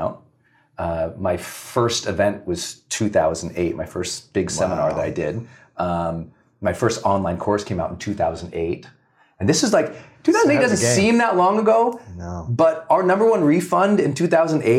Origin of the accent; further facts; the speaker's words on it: Montana, United States; Growing up in Montana, we just had nothing